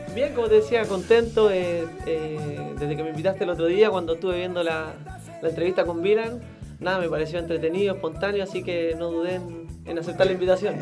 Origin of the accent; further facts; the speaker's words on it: San Fernando, O'Higgins, Chile; moved away as an adult; also born or lived in Valparaíso; now in Rosario, Argentina; de San Fernando, en la sexta región como para ubicarse un poco más, eh, como a horas de Santiago, hacia